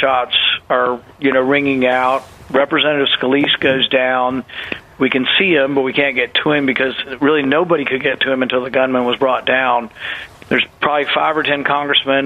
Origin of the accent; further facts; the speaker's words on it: the South, United States; moved away; I grew up in the South